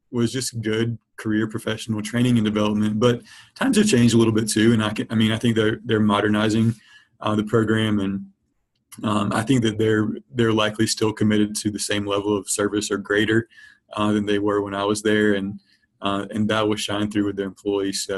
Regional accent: Rocky Mount, North Carolina, United States; also born or lived in Chapel Hill, North Carolina; now in Raleigh, United States; I am from North Carolina, from a town about 35 or 40 minutes outside of Raleigh called Rocky Mount. So Eastern North Carolina, grew up my whole life

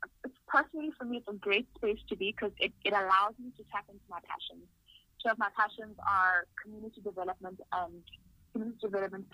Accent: Limpopo, South Africa; moved away as an adult; now in Cape Town, South Africa; I'm originally from Limpopo, but I'm currently based in Cape Town. I grew up in Limpopo

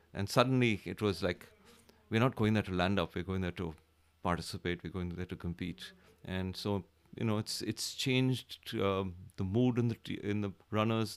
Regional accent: India; from India.

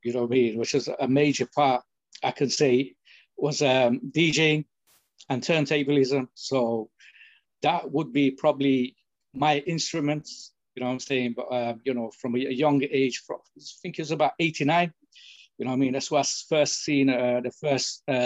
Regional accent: United Kingdom; first language English; I'm brought up in the UK, and English is my first language

